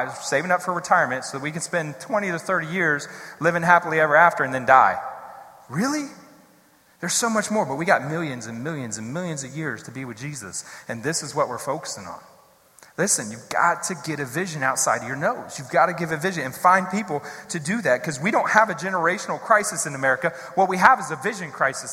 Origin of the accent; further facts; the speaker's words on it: Columbus, Ohio, United States; moved away as an adult; also born or lived in Pennsylvania / Texas / Missouri; now in Columbus, United States; I'm from the west side of Columbus originally.